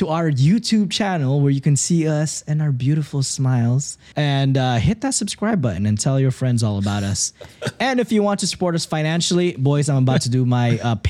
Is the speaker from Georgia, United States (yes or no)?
no; Texas, United States; We're both brown. We're both from Texas.